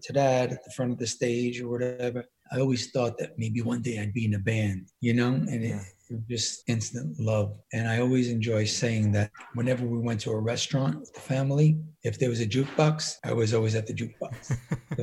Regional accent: New York City, New York, United States; also born or lived in Miami; I came from a pretty typical American-Italian family in Brooklyn

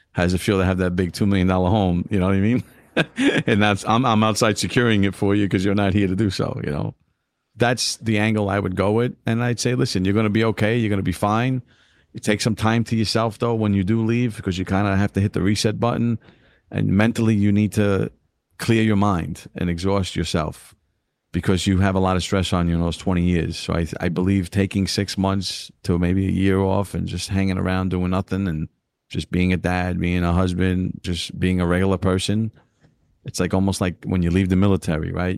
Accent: New York City, New York, United States; growing up in East New York, Brooklyn

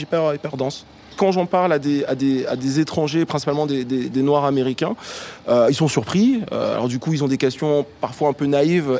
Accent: Martinique; now in Paris, France; j'ai grandi en Martinique

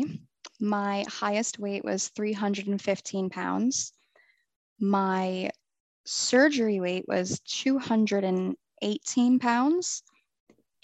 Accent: New Jersey, United States; moved away as an adult; now in Florida, United States; I'm from New Jersey, born and raised

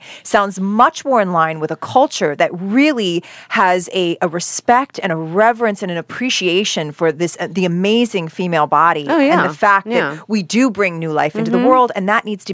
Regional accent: Canada; now in United States; as a Canadian

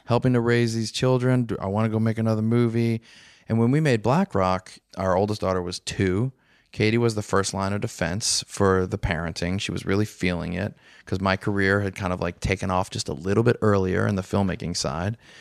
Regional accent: New Orleans, Louisiana, United States; I'm from New Orleans

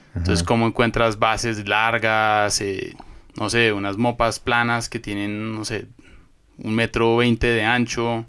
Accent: Colombia; moved away as an adult; now in Ecuador; soy colombiano, eh, llevo viviendo acá en Ecuador desde hace ya casi

